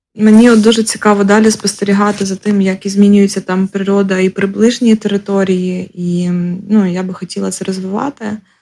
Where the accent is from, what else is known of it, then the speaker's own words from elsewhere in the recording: Ukraine; also born or lived in Lviv / Zhytomyr; now in Kyiv, Ukraine; Народилася в селі, виросла в місті на 30 тисяч, потім жила у Львові, Житомирі, Києві